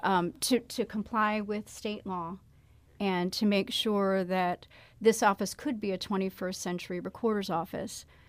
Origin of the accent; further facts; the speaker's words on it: Illinois, United States; now in St. Louis, United States; I'm from Illinois